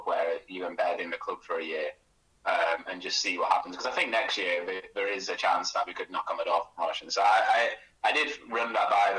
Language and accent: English; Burnley, North West England, United Kingdom; I'm actually not from Blackpool, I'm from Burnley, but I was a season ticket holder growing up with my dad